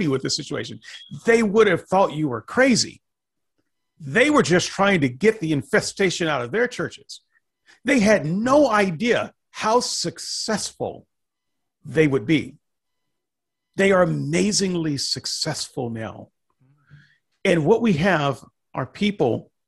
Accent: the South, United States; moved away; also born or lived in Portland, Oregon; I was from the South

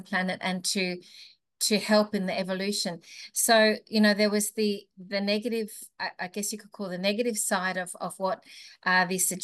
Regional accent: Melbourne, Victoria, Australia; moved away; I came originally from Melbourne

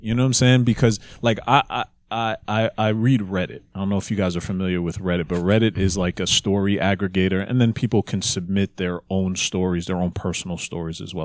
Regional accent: Jamaica; we're Jamaican

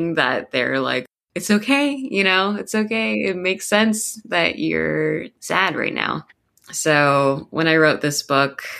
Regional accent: Columbus, Ohio, United States; moved away as an adult; also born or lived in Cincinnati, Ohio / Taiwan; now in Portland, United States; I was born and raised in Columbus, Ohio. I lived there from age zero until I was 25.

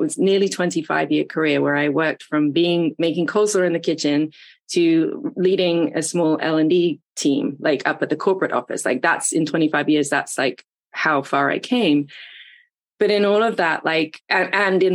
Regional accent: England, United Kingdom; moved away as an adult; now in Atlanta, United States; I came over from England to Atlanta in my early 20s

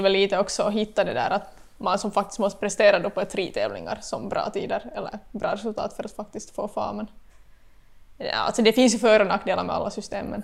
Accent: Vaasa, Ostrobothnia, Finland; moved away as an adult; now in Korsholm, Finland; bott i Vasa hela livet

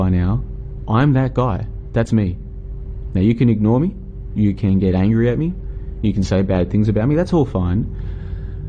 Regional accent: Melbourne, Victoria, Australia; moved away as an adult; also born or lived in Brisbane, Australia; I'm currently traveling through Southeast Asia, Vietnam, and I'm originally from Melbourne, and then I spent a few years in Brisbane, in Australia.

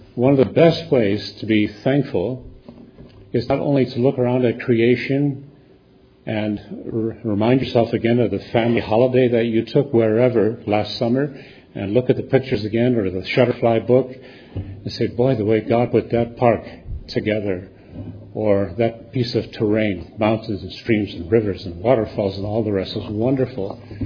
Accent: United States; as an American

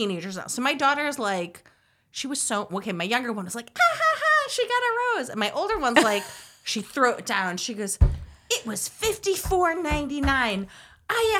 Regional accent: Chicago, Illinois, United States; I grew up in the Midwest. I grew up in Chicago.

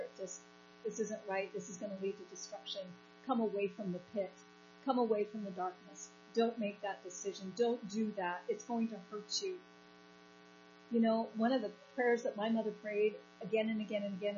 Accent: United States

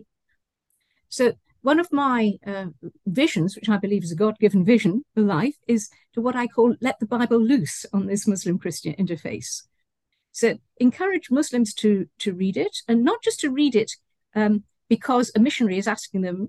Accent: United Kingdom; also born or lived in Malaysia; my hometown in the UK

